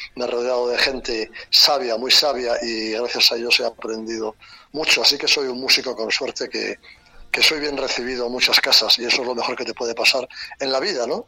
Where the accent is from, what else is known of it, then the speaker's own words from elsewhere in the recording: Madrid, Community of Madrid, Spain; soy tan querétaro como madrileño prácticamente